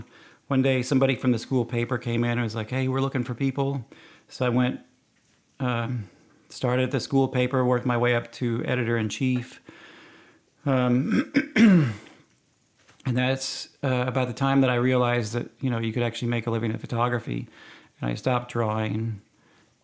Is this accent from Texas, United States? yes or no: yes; Rockwall, Texas, United States; also born or lived in Wisconsin; I grew up out in Rockwall